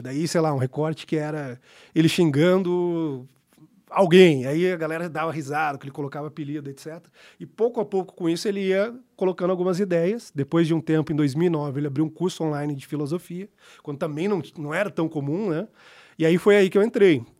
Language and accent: Portuguese; Brazil; sou brasileiro